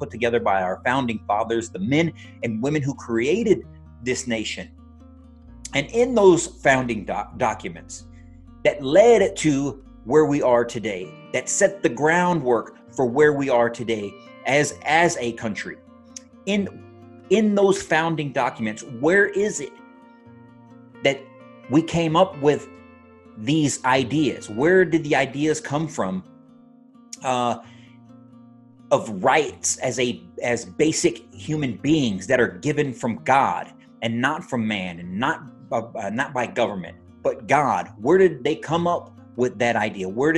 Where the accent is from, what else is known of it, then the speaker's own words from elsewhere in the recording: United States; as an American myself, as an American from my family by birth